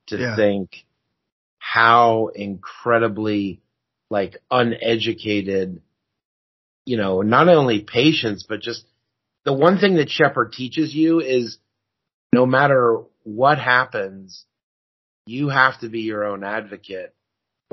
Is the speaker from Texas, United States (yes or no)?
no; California, United States; I'm also from California